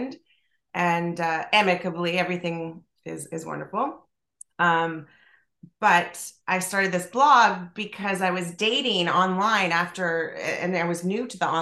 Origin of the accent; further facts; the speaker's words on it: Toronto, Ontario, Canada; I'm from Toronto